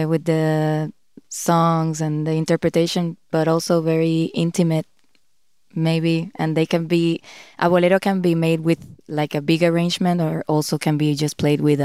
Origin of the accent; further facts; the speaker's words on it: Puerto Rico; I'm from Puerto Rico